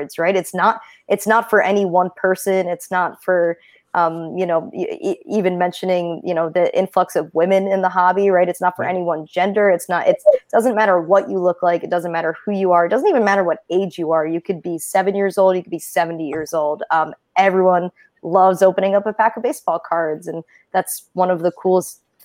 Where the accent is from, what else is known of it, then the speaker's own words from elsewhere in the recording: Jersey Shore, New Jersey, United States; I come from the Jersey Shore, so it's just something I grew up with, you know, being at the beach and by the ocean